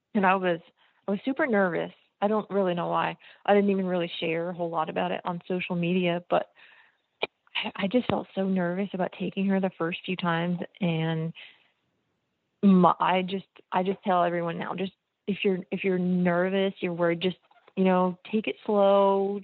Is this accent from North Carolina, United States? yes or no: no; New Jersey, United States; I grew up in New Jersey